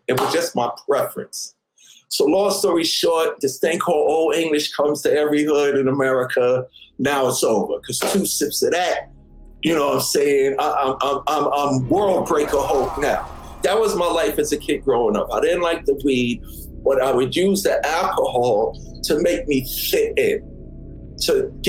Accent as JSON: {"language": "English", "town": "Queens", "region": "New York", "country": "United States", "tie": "born or raised there", "said": "me growing up in Hollis, Queens, I went to Catholic school my whole life."}